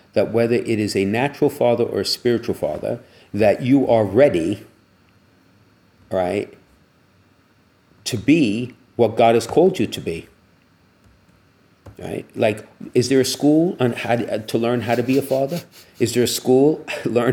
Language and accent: English; United States; growing up in the United States